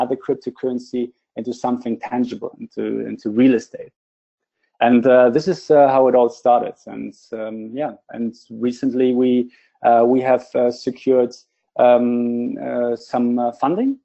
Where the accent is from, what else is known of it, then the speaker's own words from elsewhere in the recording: Berlin, Germany; I'm from Berlin, so we are located in Berlin, in Germany